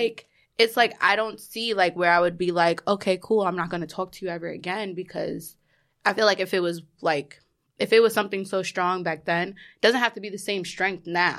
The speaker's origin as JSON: {"language": "English", "town": "New York City", "region": "New York", "country": "United States", "said": "I am from Queens. Corona, actually"}